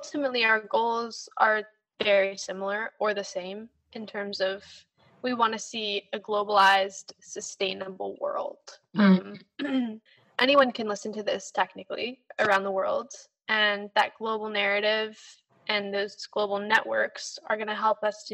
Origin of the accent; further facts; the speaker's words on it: United States; especially in my generation, especially as American